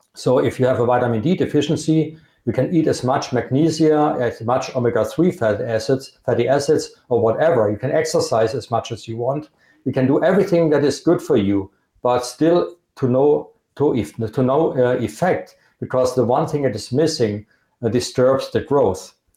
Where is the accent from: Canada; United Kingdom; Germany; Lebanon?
Germany; accent: Germanic; English is a second language; I'm from Germany